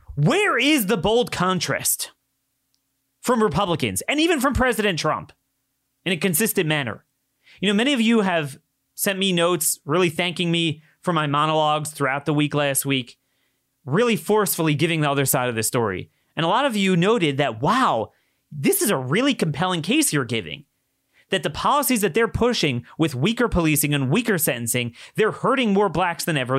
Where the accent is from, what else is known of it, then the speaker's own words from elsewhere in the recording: Baltimore, Maryland, United States; in Baltimore, in my hometown